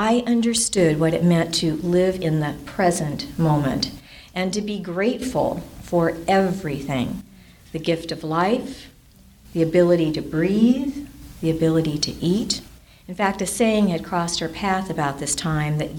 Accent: Orange County, California, United States; moved away as an adult; now in San Bernardino County desert, United States; I grew up in Orange County

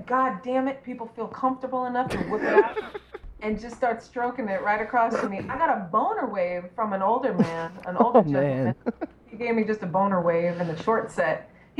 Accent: Los Angeles, California, United States; growing up in Hollywood as a little kid, at the beach as a little kid

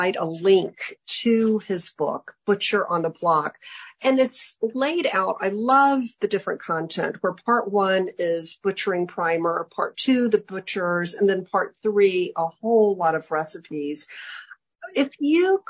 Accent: Alabama, United States; my home state of Alabama

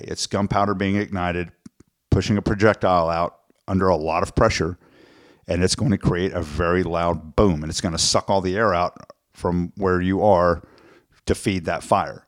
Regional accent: South Texas, United States; growing up in South Texas

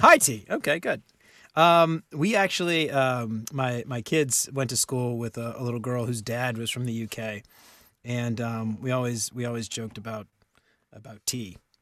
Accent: New Orleans, Louisiana, United States; we grew up in New Orleans

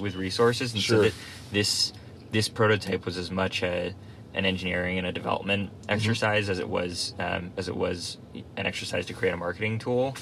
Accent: Nantucket, Massachusetts, United States; I grew up on Nantucket Island

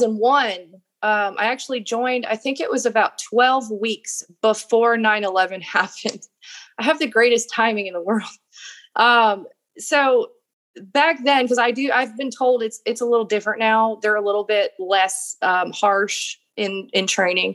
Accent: Golden Valley, Minnesota, United States; I was born in Minnesota. I grew up starting out in Golden Valley, Minnesota.

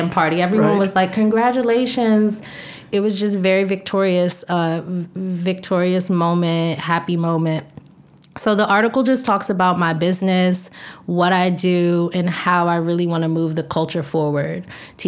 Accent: Washington, District of Columbia, United States; moved away; D.C., which is my hometown

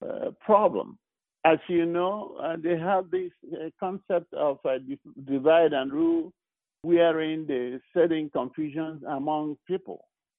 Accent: Nigeria; now in United States

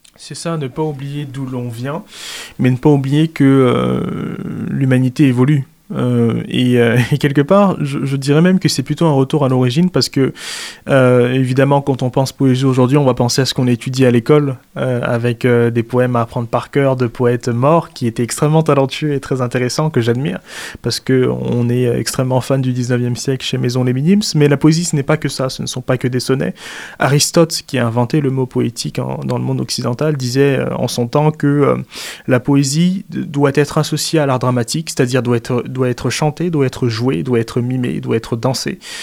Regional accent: Central African Republic; now in France; moi qui suis exilé parce que je viens de Centrafrique

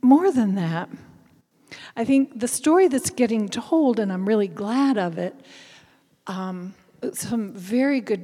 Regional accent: Kentucky, United States; accent: Appalachian; moved away as an adult; also born or lived in Paris, France / Tucson, Arizona; now in Virginia, United States; I am Appalachian. I grew up in Kentucky

